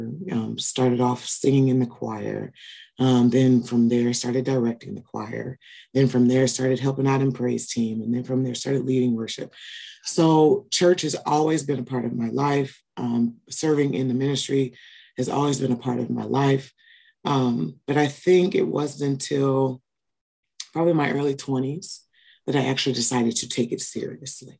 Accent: Peoria, Illinois, United States; I am born and raised in Peoria, Illinois

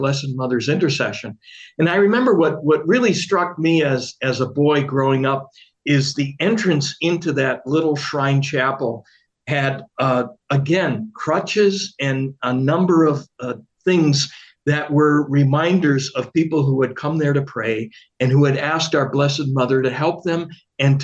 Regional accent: Milwaukee, Wisconsin, United States; I grew up in Milwaukee

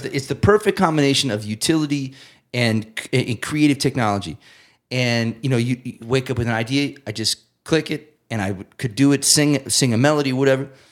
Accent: south of Amherst, Massachusetts, United States; I grew up fifteen minutes south of Amherst

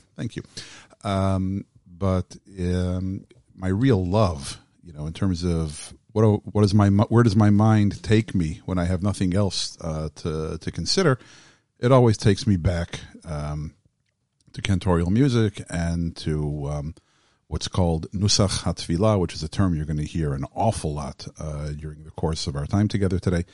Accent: Southfield, Michigan, United States; I grew up in Southfield, Michigan

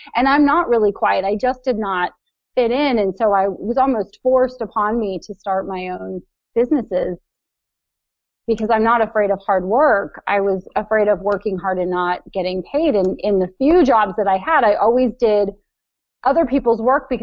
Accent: Ohio, United States; from Ohio who writes books and publishes them on Amazon

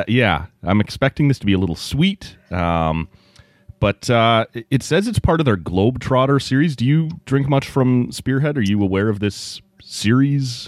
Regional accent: Oshawa, Ontario, Canada; I grew up in the Oshawa area.

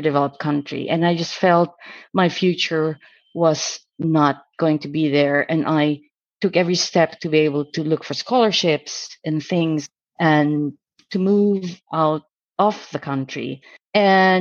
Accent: Philippines; I was born in the Philippines, up in the mountains, actually

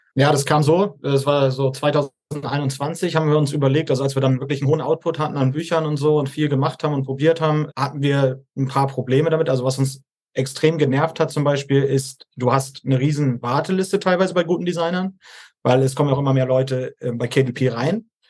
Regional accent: Hamburg, Germany; moved away; 30 Jahre alt, komme ursprünglich aus Hamburg

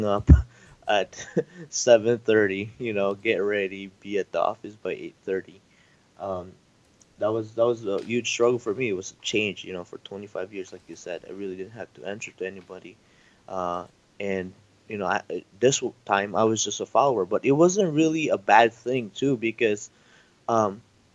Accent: Philippines; moved away as an adult; I moved here from the Philippines 5 years ago. So I'm an immigrant.

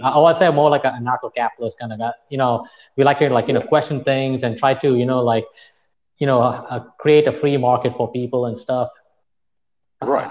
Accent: Dubai, United Arab Emirates; moved away as an adult; also born or lived in Plainview, Texas; I was born and brought up in Dubai. I moved from one desert in Dubai to another desert in West Texas.

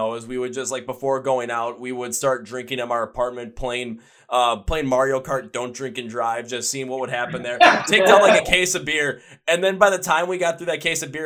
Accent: Milwaukee, Wisconsin, United States; my hometown in Milwaukee

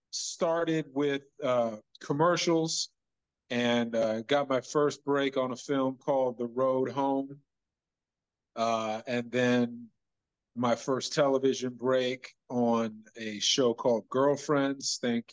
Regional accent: Chicago, Illinois, United States; I'm originally from Chicago, Illinois.

